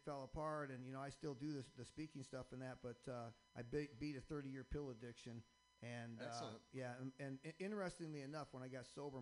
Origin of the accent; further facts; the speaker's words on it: Michigan, United States; now in Boston, United States; I'm originally from Michigan